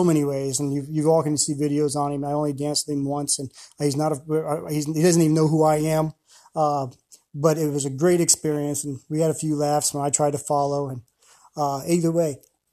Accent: Ohio, United States; also born or lived in Tennessee / Belgium; now in Oklahoma City, United States; I'm a boy from Ohio, country boy from Ohio. Grew up around corn stalks, bean farms, and livestock.

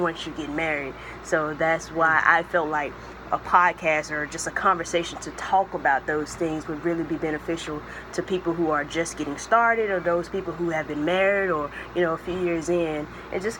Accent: Greenville, Mississippi, United States; moved away as an adult; now in Virginia, United States; I'm in Virginia now, but I grew up here in Greenville, Mississippi

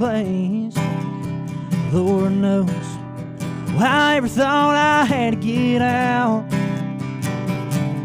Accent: La Vernia, Texas, United States; I grew up in Laverne, Texas

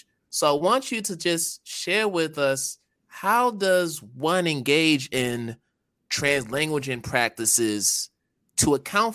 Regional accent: Springfield, Massachusetts, United States; also born or lived in Boston; I was born in Springfield, Mass

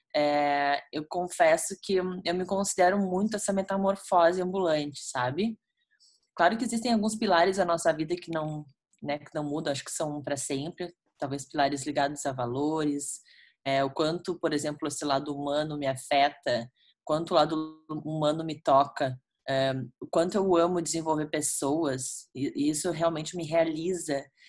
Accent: Porto Alegre, Rio Grande do Sul, Brazil; Eu sou natural de Porto Alegre, né, Cris? Nasci aqui, moro aqui hoje também atualmente.

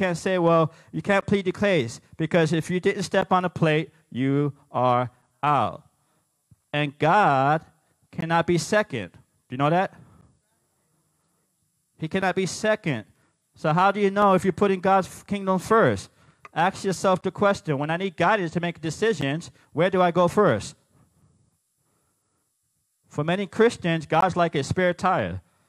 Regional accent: New York, United States; I'm not Italian, I'm Puerto Rican. But yeah, we kind of look alike because we're both from New York.

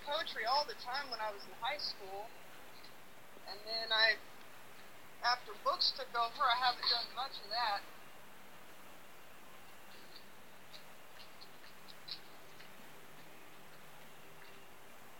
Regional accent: United States; accent: American

